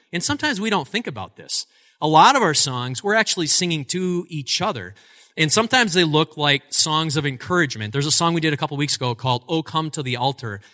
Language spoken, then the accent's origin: English; Altoona, Wisconsin, United States; also born or lived in Eau Claire, Wisconsin; I grew up in Altoona, Wisconsin, which is right next door. It's a sister city to us here in Eau Claire